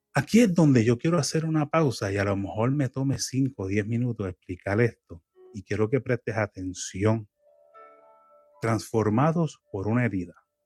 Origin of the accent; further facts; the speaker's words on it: Puerto Rico; now in United States; yo soy puertorriqueño y extraño mucho la comida criolla de Puerto Rico